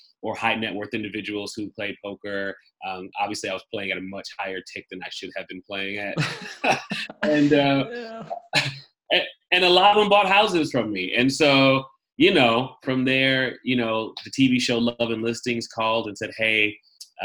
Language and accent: English; Midwest, United States; first language German; English is a second language; moved away as an adult; also born or lived in Nuremberg, Germany / Milwaukee, Wisconsin / St. Louis, Missouri / New York; I was raised in the Midwest by a mixture of my mother and grandparents. So Milwaukee, then St. Louis.